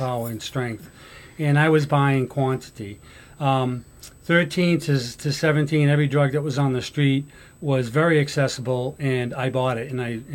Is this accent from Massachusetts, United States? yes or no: yes; Somerville, Massachusetts, United States; I grew up in Somerville